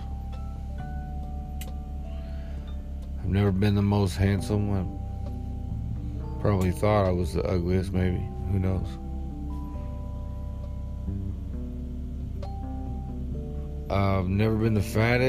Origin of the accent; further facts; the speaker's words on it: United States; I am American